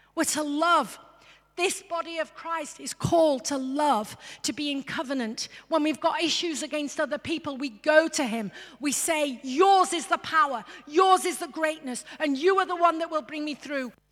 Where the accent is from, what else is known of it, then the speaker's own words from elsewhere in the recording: England, United Kingdom; I'm English.